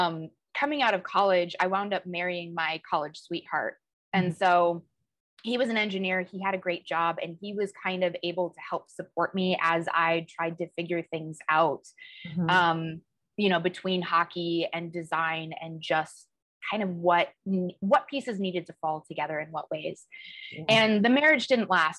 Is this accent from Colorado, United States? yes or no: yes; Colorado Springs, Colorado, United States; moved away as an adult; also born or lived in Western New York / Southern California; now in Chicago, United States; I grew up in Colorado, Colorado Springs.